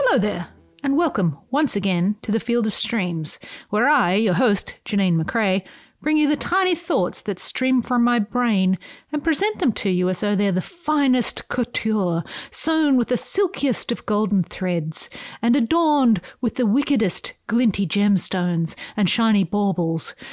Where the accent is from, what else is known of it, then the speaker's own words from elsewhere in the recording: Australia; I, as an Australian